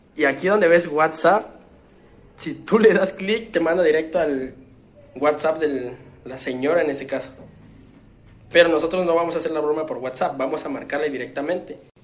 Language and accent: Spanish; Chiapas, Mexico; de aquí de donde soy, de las Chuapas